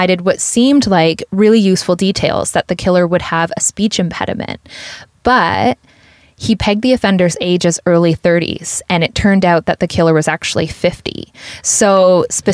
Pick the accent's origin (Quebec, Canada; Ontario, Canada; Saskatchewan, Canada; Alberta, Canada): Ontario, Canada; Woodstock; my hometown of Woodstock, Ontario